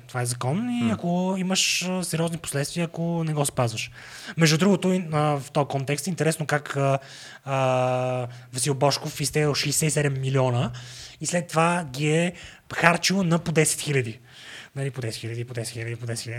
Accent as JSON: {"language": "Bulgarian", "town": "Sofia", "region": "Sofia City", "country": "Bulgaria", "also_born_or_lived": "England / Washington", "said": "аз съм от София"}